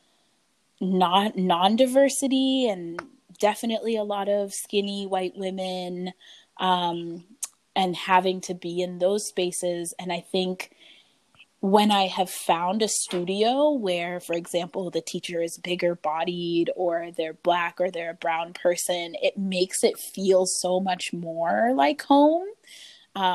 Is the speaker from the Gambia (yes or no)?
yes; Gambia; now in United States; I am originally from the Gambia, West Africa, but have been around a lot of places in the U.S. since then.